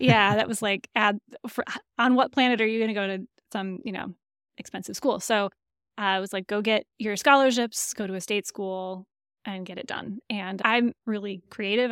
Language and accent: English; Lansing, Michigan, United States; accent: nasal Michigan; moved away; also born or lived in Indiana; Lansing, Michigan. So you have to be careful not to say Lansing, Michigan, with my nasal Michigan accent